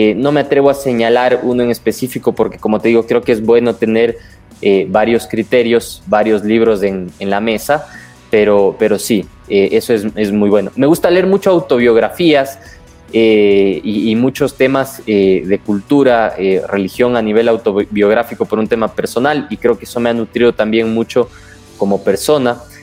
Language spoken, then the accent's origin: Spanish; Ecuador; como ecuatorianos